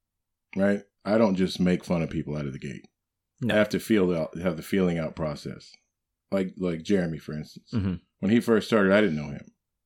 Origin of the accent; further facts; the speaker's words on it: Illinois, United States; Like, I'm from Illinois.